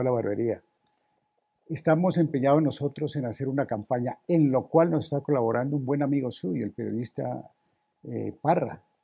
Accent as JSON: {"language": "Spanish", "town": "Samaniego", "region": "Nariño", "country": "Colombia", "tie": "born or raised there", "said": "mi pueblo natal, a Samaniego"}